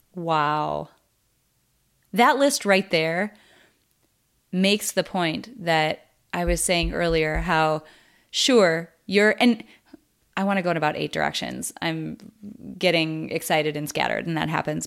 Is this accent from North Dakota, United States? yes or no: yes; North Dakota, United States; I'm from North Dakota